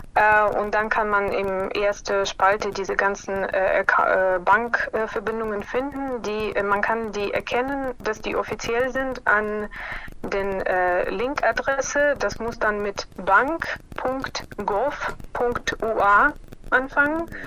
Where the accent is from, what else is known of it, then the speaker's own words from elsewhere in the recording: Kyiv, Ukraine; German is a second language; moved away as an adult; now in Mainz, Germany; Ich wurde in Kiew geboren und aufgewachsen und seit 2012 wohne ich in Deutschland